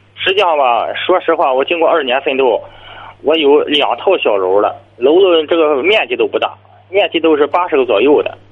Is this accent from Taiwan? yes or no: no; Dezhou, Shandong, China; 我是德州这一块儿的，德州